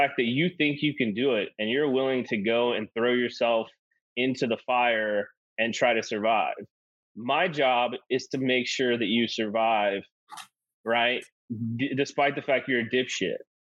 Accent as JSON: {"language": "English", "region": "the South", "country": "United States", "said": "I'm from the South"}